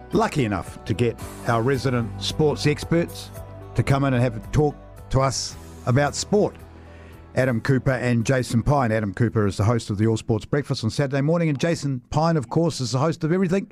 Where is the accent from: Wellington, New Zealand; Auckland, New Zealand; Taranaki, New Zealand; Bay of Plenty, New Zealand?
Taranaki, New Zealand; New Plymouth; I grew up in New Plymouth as a kid